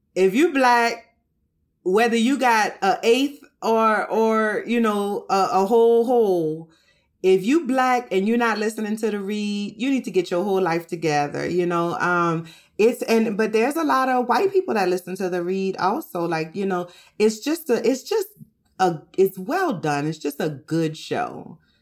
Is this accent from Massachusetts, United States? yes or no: no; New Orleans, Louisiana, United States; I'm from New Orleans, and we eat rice every day in New Orleans